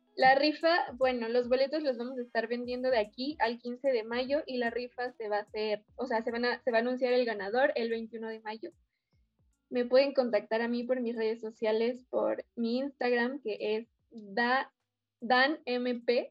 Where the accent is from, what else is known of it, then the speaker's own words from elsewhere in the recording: Mexico City, Mexico; vivo aquí en la ciudad y nací también aquí en la ciudad